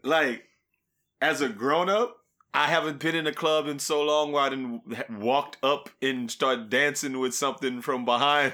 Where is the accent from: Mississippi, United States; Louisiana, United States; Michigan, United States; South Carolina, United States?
Louisiana, United States; growing up in Louisiana, we like Louisiana things.